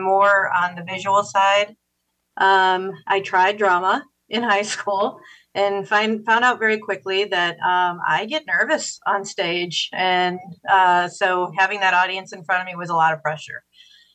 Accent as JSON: {"language": "English", "town": "Dyer", "region": "Indiana", "country": "United States", "tie": "born or raised there", "also_born_or_lived": "Bloomington, Indiana", "said": "I grew up in Dyer, and as I like to say, I moved all the way to Schererville"}